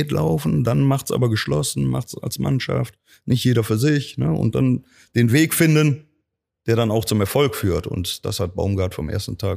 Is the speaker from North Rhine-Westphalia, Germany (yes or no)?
yes; Cologne, North Rhine-Westphalia, Germany; Ich bin eine Kölsche Junge, ich wohne Klar. hier in Köln, egal wo ich Trainer bin, ob jetzt Saarbrücken, Roster, Cottbus. Also meine Heimat wird immer Köln bleiben.